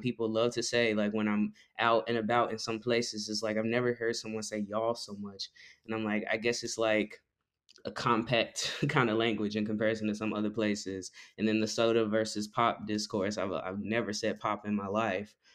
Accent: Fort Worth, Texas, United States; also born or lived in Austin, Texas / San Marcos, Texas; I grew up in Fort Worth, Texas

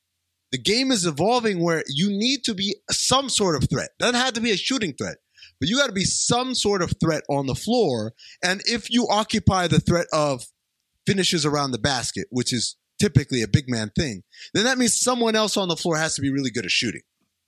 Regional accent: New York, United States; I grew up in New York.

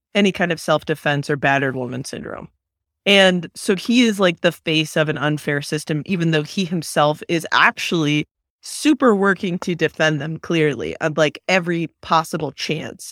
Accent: Bay Area, California, United States; when I was growing up in the Bay Area

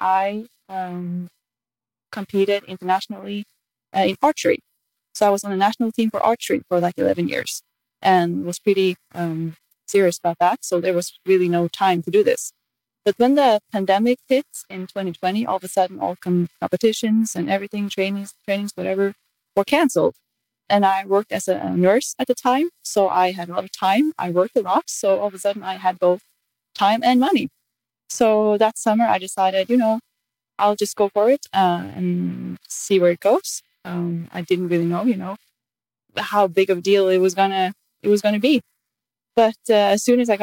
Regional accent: Norway; I'm from Norway

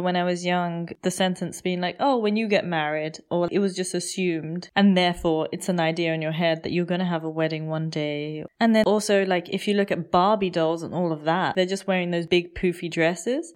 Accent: United Kingdom; moved away as an adult; also born or lived in India; now in Germany; when I first came to Germany, being British

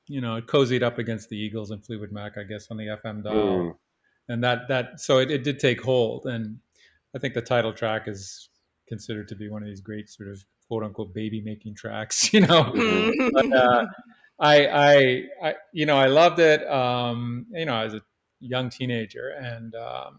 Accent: Canada; I grew up in Canada, and one of the good fortunes of growing up in Canada

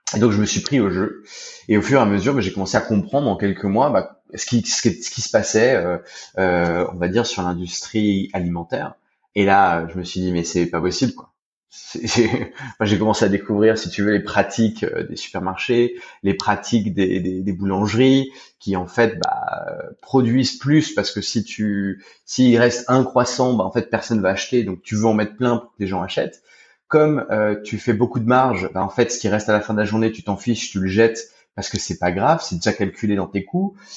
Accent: France; moved away as an adult; also born or lived in Spain; now in Thailand; je suis français. ça fait à peu près une dizaine d'années que je suis expatrié.

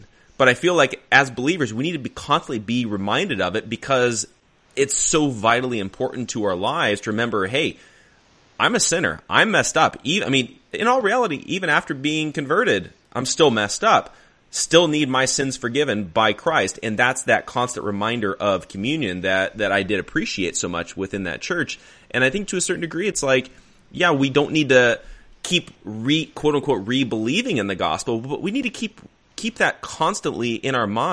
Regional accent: Arizona, United States; moved away; I grew up in Arizona, and we went to a church out there in Arizona

